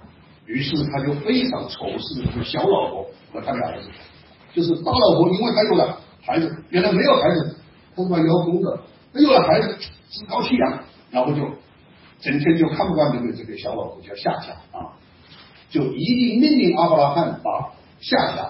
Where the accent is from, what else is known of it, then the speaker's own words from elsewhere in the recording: China; 我们中国人当中也有这种情况。